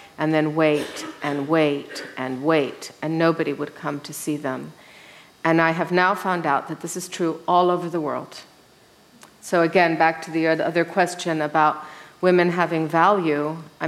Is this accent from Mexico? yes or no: yes; Mexico; Well, I was raised in Mexico. My parents moved there when I was 6 months old. So I am one of these Mexican women. And so I don't look it. But when I'm in Mexico, I mean, I speak perfect Spanish, I know my way around, I'm from that country.